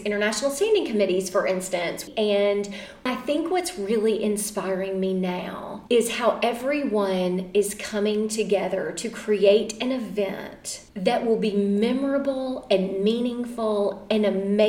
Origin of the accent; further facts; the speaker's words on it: Mississippi, United States; my home state where there is only one chapter at my alma mater